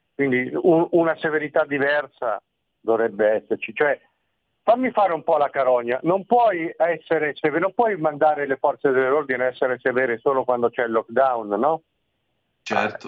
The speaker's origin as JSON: {"language": "Italian", "region": "Marche", "country": "Italy", "moved": "yes", "lives_now": "Milan, Italy", "said": "io sono marchigiano"}